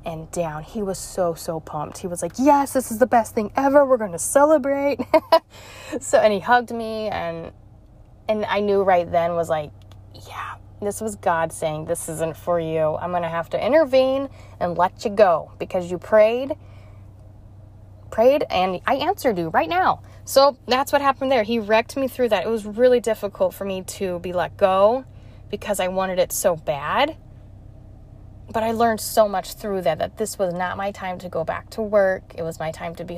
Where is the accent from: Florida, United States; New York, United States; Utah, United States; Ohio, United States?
Utah, United States; moved away as an adult; also born or lived in Missouri; I was born and raised in Utah